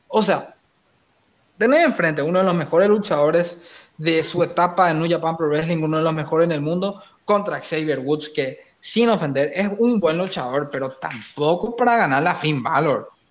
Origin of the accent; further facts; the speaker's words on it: Paraguay; Roberto Palermo y yo somos de Paraguay